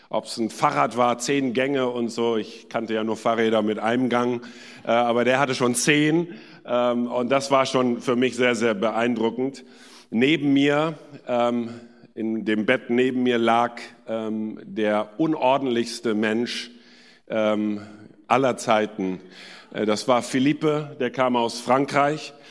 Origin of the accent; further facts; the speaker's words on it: India; now in Germany; Ähm, in Indien bin ich geboren und aufgewachsen und dann in Südindien zur Schule gegangen.